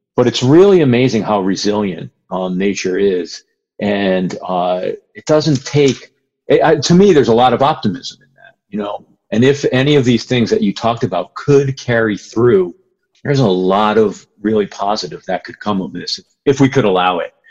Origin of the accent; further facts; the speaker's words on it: Connecticut, United States; when I was a kid, I grew up in Connecticut